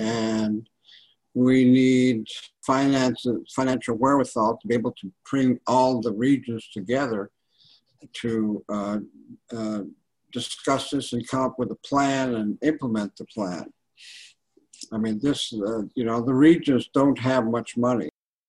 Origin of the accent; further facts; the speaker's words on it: St. Paul, Alaska, United States; I was born and raised on St. Paul Island, part of the Pribilof Island, in the middle of the Bering Sea